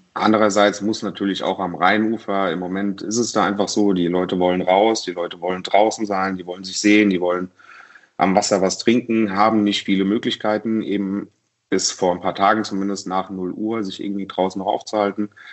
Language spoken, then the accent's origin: German; Mainz, Rhineland-Palatinate, Germany; in meiner Heimatstadt Mainz